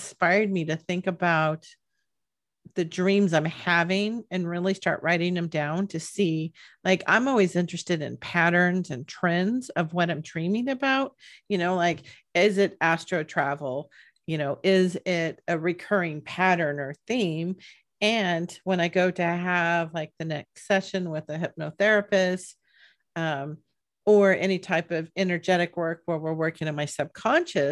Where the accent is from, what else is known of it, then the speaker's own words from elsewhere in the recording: Bay Area, California, United States; I'm from the Bay Area